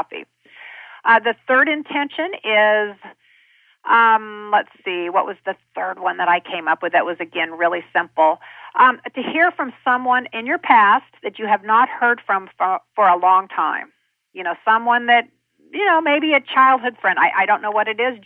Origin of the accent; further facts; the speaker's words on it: Kansas, United States; I'm a kid from Kansas